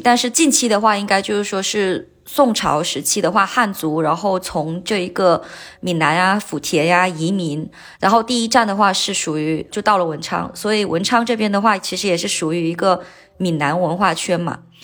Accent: Wenchang, Hainan, China; 我其实我的老家是在这个龙楼，但是我小时候是在另一个靠近琼海的一个小镇长大的

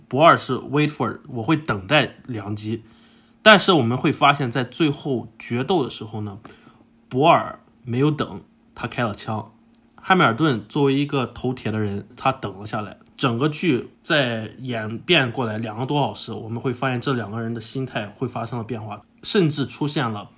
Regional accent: United States; first language English; Chinese is a second language; 我是在美国长大的，然后是可以说是母语，就是英语

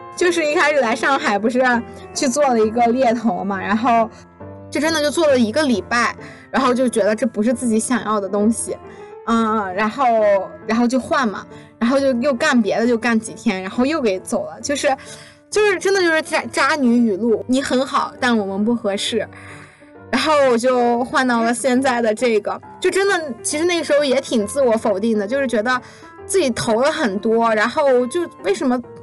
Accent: Lanzhou, Gansu, China; 我是兰州人，兰州到北京有一辆车是 Z 二一

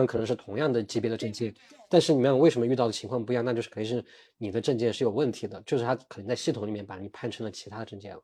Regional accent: China; also born or lived in Beijing; 肯定效率没有我们中国人快了

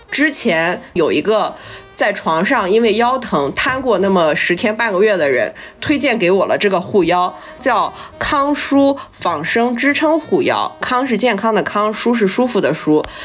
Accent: Shandong, China; 我的家乡

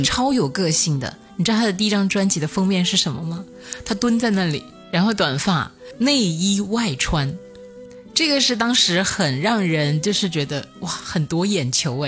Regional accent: hometown next to Shuangfeng County, Hunan, China; 家有一个旁边县叫双峰县

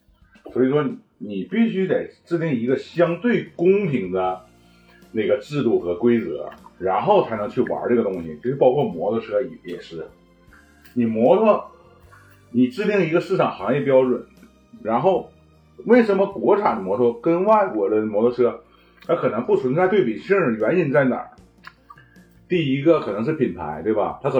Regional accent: China; 我感觉我们中国人没有道理去不支持他这个车子，你知道吗？

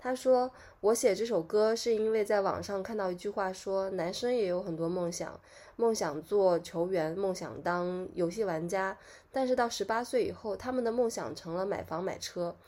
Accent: China; 就所谓就我们中国人又创了一个节日，就五二零我爱你

